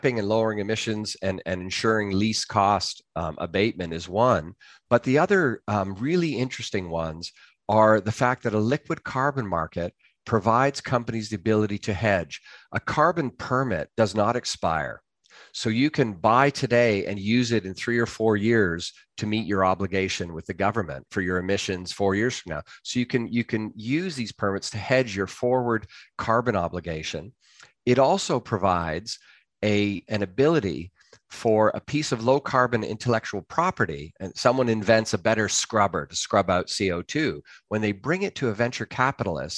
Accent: Canada; now in London, United Kingdom; I'm a Canadian

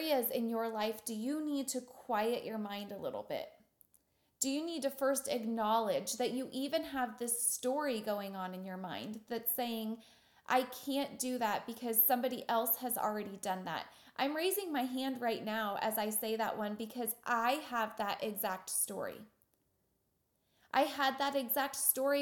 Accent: Wichita, Kansas, United States; I'm from Wichita, Kansas, and we're about 10 years behind everybody else

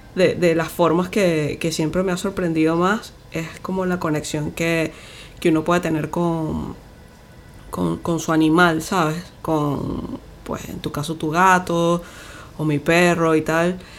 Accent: Venezuela; somos de Venezuela

